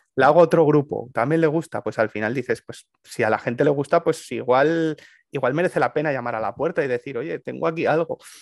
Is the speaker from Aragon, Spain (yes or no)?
yes; Aragon, Spain; mi tierra, en Aragón